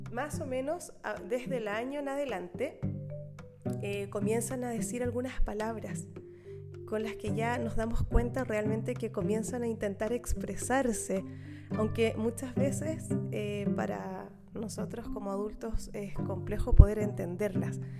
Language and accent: Spanish; Chile; accent: Chilean; Parece que mm, mi acento chileno se parece mucho al acento canario, no lo sé.